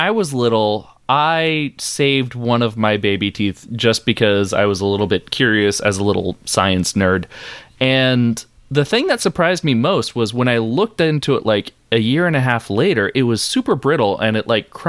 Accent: New Jersey, United States; Yeah, I'm from Joyzy.

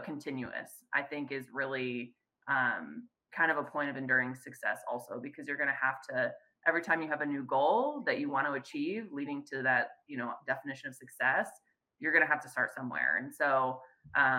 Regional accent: Chicago, Illinois, United States; moved away as an adult; now in Fresno, United States; I'm originally born and raised in the Chicagoland area.

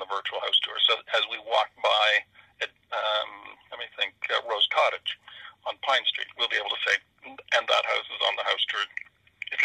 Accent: Canton, Ontario, Canada; I grew up in Canton and my ancestors had been there for couple hundred years

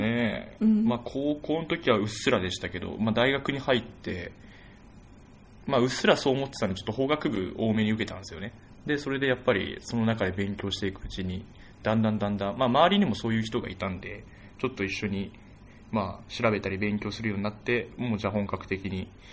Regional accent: Saitama, Japan; あ私、埼玉出身なんですけど

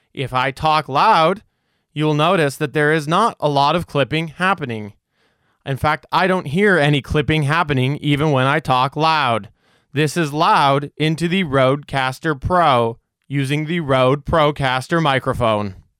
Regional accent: Canada; I'm Canadian

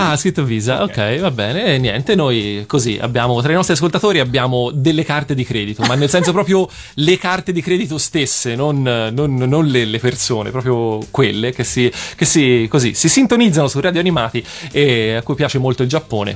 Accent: Florence, Tuscany, Italy; da buon fiorentino

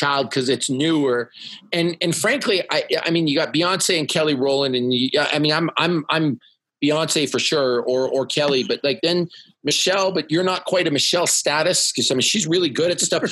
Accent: Canada; moved away as an adult; now in United States; as a Canadian

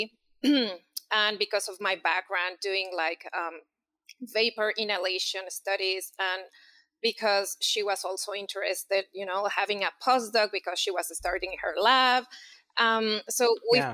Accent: Mexico City, Mexico; moved away as an adult; And so I'm from Mexico City. I did all my, my academic, you know, studies there

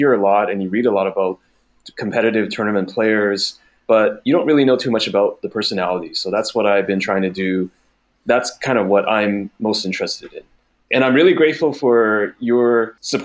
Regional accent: Vancouver, British Columbia, Canada; moved away as an adult; also born or lived in Taiwan; now in Beijing, China; So I was originally born and raised in Taiwan, and our family immigrated over to Canada, Vancouver specifically, when I was very young in elementary school. So I've spent a lot of my, I want to say about over 2 decades in Canada. And that's really the place that I identify most as home

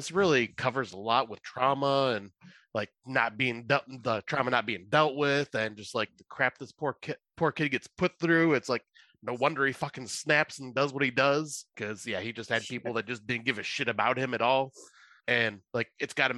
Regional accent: United States; I am American

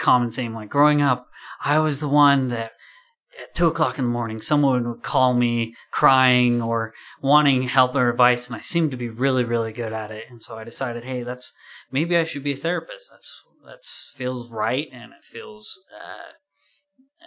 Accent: Orem, Utah, United States; moved away as an adult; also born or lived in Chicago; I'm born and raised in Orem

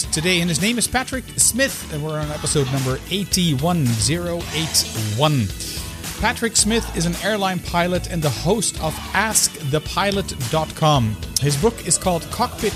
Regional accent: Amsterdam, North Holland, Netherlands; Amsterdam, which is the capital of the Netherlands, the city where I was actually born.

